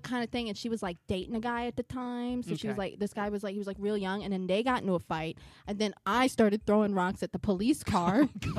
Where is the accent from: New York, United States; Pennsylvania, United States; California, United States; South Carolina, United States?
Pennsylvania, United States; Eddystone; So I grew up outside of Philadelphia. Okay. Okay. I grew up in a town called Eddystone